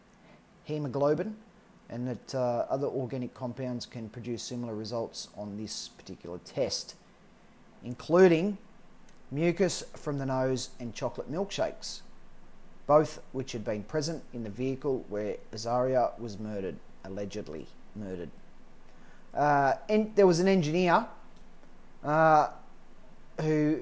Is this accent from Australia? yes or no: yes; Australia; I'm Australian